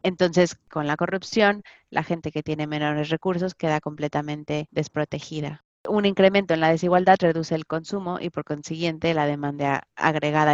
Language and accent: Spanish; Mexico; como mexicana